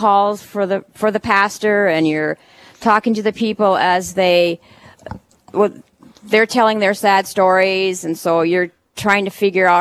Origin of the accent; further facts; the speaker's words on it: St. Michael, Minnesota, United States; also born or lived in Duluth; I was raised in St. Michael, Minnesota